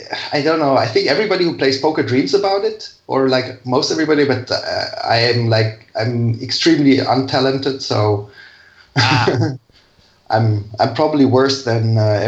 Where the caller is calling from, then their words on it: Bonn, North Rhine-Westphalia, Germany; I'm calling from Germany, little city, Bonn. That's the former capital of Germany, actually. But it's a quite sleepy little city.